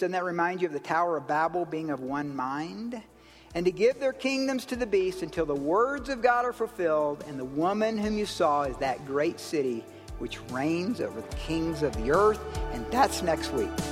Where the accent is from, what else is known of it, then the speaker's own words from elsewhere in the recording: South Carolina, United States; in the South, where I grew up in South Carolina, near my granddaddy's ranch